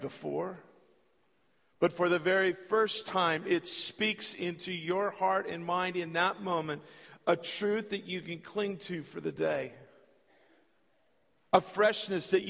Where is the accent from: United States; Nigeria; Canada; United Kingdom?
United States; California; moved away as an adult; also born or lived in Minot, North Dakota; I was born and raised in California.